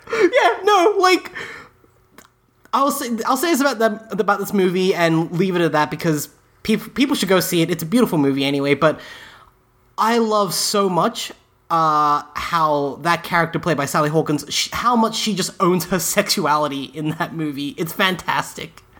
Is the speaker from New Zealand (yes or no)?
no; England, United Kingdom; moved away; I was born in England